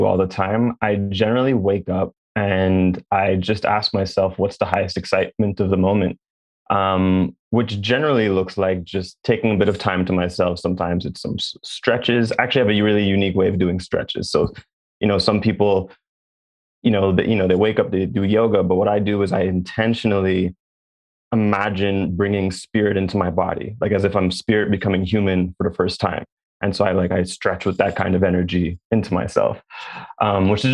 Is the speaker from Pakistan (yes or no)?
no; Jamaica; I'm Jamaican.